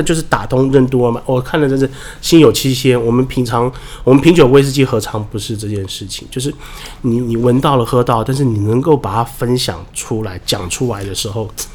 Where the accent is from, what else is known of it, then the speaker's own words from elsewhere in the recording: Taiwan; 我们台湾人